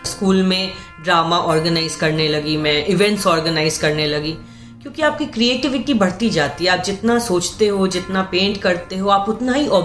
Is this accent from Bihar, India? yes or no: yes; Patna, Bihar, India; also born or lived in Buxar / Jamshedpur; मेरा बचपन पटना में बीता मेरी पूरी जिंदगी पटना में और एक छोटा सा शहर है बक्सर